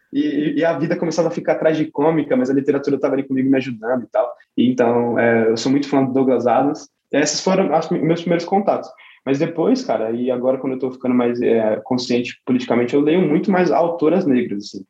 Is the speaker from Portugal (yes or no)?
no; São Paulo, Brazil; na minha quebrada e na, em algumas quebradas de São Paulo